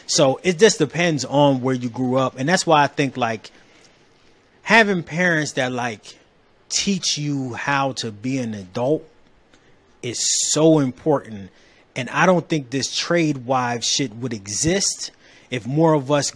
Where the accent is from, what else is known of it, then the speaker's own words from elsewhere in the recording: Delaware, United States; also born or lived in Cleveland, Ohio; now in Atlanta, United States; where I grew up, so I'm originally from Delaware